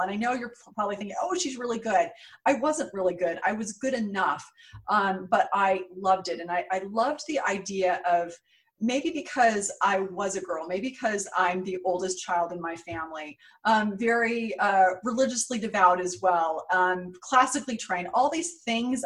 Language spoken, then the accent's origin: English; San Jose, California, United States; moved away as an adult; also born or lived in New York; I grew up in San Jose, California, what, what is now Silicon Valley